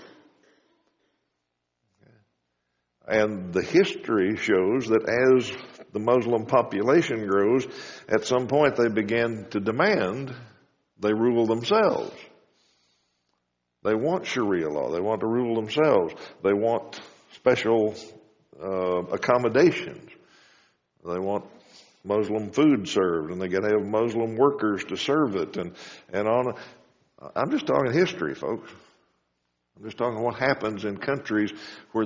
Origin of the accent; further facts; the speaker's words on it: United States; also born or lived in Wichita, Kansas; As Americans